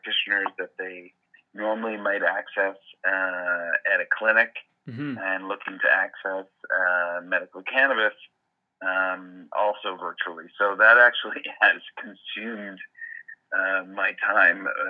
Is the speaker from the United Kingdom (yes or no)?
no; Montreal, Quebec, Canada; moved away as an adult; also born or lived in Bay Area, California; now in Denver, United States; I'm actually Canadian. I was born and raised in Montreal.